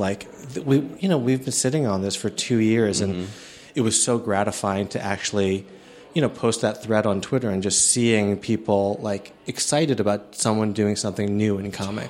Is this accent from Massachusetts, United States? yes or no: yes; outside of Boston, Massachusetts, United States; also born or lived in Chicago, Illinois; I was born in the U S, I was born in Chicago, and then my family moved to outside of Boston